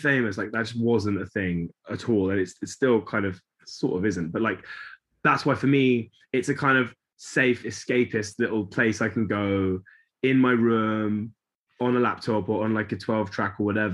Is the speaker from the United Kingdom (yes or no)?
yes; London, United Kingdom; I grew up in South London